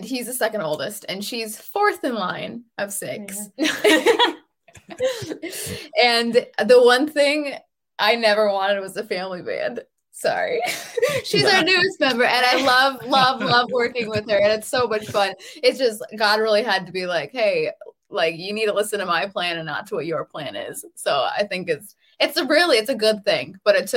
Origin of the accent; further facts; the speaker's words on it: northern New York, United States; We are from Laval, so we are an hour and a half north of Syracuse and like 45 minutes an hour from the Canadian border